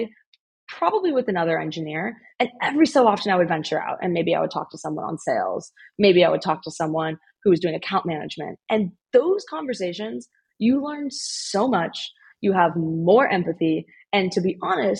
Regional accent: Bay Area, California, United States; also born or lived in Illinois; I grew up in the Bay Area

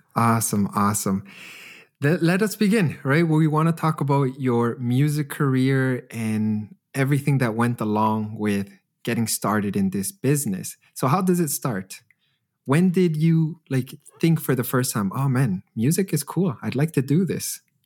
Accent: Edmonton, Alberta, Canada; now in Germany; my hometown of Edmonton

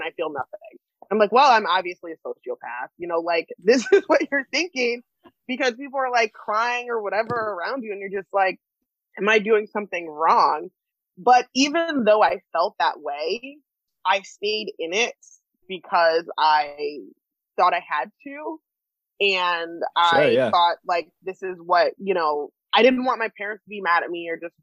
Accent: New Jersey, United States; moved away; also born or lived in Scranton, Pennsylvania / Illinois; I grew up in Jersey mostly, and then in NEPA and Scranton area

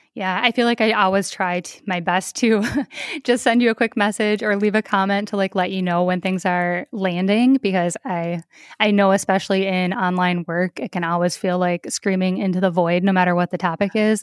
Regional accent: Minnesota, United States; my home state of Minnesota

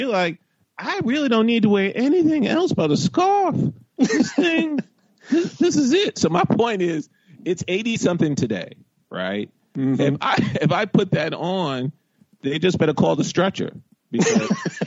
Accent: New York, United States; I grew up in New York, I went to Riverdale Country Day

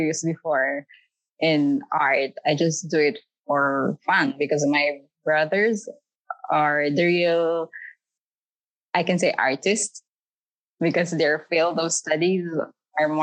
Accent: Philippines; moved away as an adult; now in United Arab Emirates; I'm from Philippines. And then I've been here in UAE for 5 days. 5 years, I mean.

